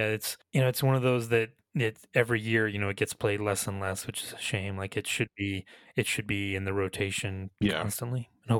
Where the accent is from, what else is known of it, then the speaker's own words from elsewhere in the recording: Georgia, United States; The small town that I grew up in Georgia was not big enough to have, you know, … versus ….